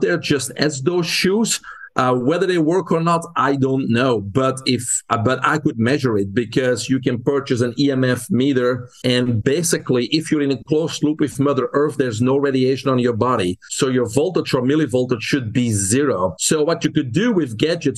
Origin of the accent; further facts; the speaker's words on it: Belgium; English is a second language; moved away as an adult; now in United States; I'm originally from Belgium. That's where I grew up. But I came to the U.S. in 1997